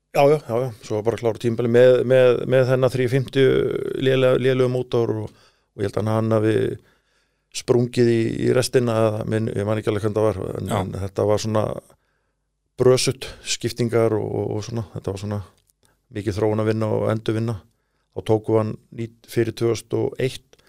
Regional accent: Iceland; við erum frá Íslandu

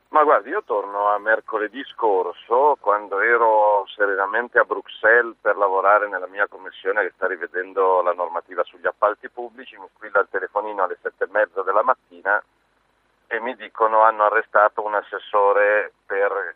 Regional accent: Milan, Lombardy, Italy; milanese da lombardo per la mia città e per la mia terra

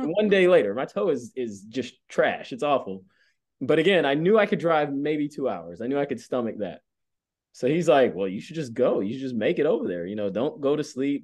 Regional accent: Atlanta, Georgia, United States; moved away; growing up in Atlanta

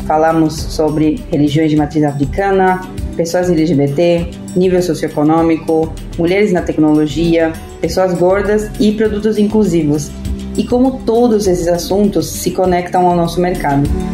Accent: Argentina; eu sou argentina

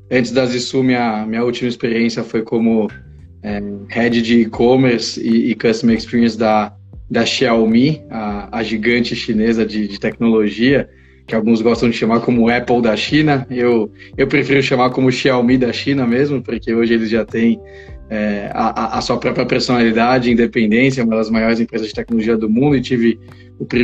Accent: Israel; born there; eu nasci em Israel, é, meus pais são brasileiros, mas casaram e resolveram é, ir morar uns anos lá, e, e aí eu nasci

